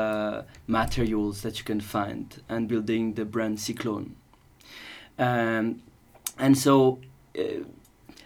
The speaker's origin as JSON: {"language": "English", "town": "Paris", "region": "Île-de-France", "country": "France", "moved": "as an adult", "lives_now": "Switzerland", "said": "I'm actually from Paris, even though I've been living in Switzerland for 7 years now"}